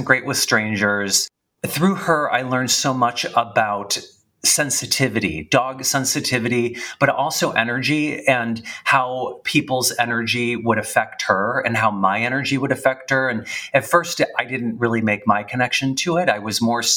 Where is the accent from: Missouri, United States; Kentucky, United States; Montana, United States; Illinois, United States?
Illinois, United States; Chicago; I'm from Chicago. And I grew up in the suburbs